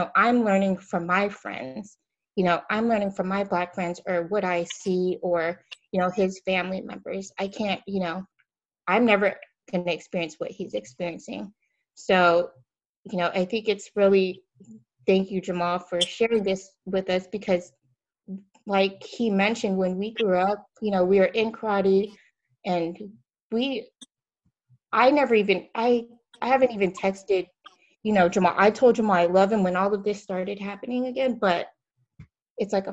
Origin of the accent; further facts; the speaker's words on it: Philippines; My I'm Filipino, um, but my kids are half black, right?